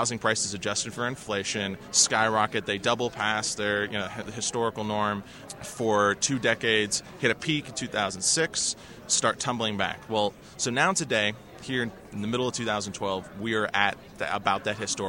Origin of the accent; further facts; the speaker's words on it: Washington, District of Columbia, United States; I'm from Washington